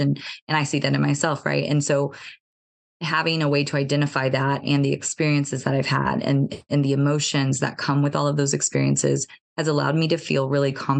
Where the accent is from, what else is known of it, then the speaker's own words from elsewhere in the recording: United States; growing up in America